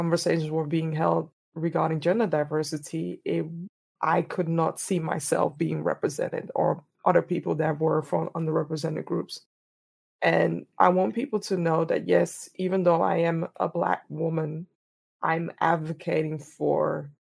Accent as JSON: {"language": "English", "town": "Amsterdam", "region": "North Holland", "country": "Netherlands", "tie": "born or raised there", "said": "born and raised in Amsterdam, the Netherlands"}